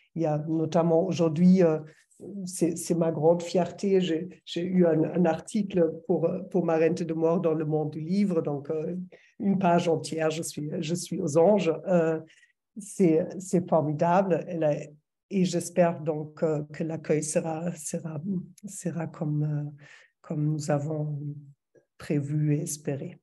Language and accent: French; Berlin, Germany; French is a second language; moved away as an adult; now in France; je suis allemande, je pense que ça s'entend toujours, ça va toujours s'entendre. ça fait 20 ans que je vis en France, mais je viens de Berlin.